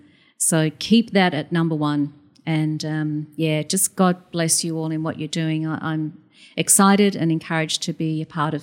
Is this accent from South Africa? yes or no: no; Queensland, Australia; also born or lived in Adelaide, Australia; I know I'm south of the border, but I'm definitely a Queenslander.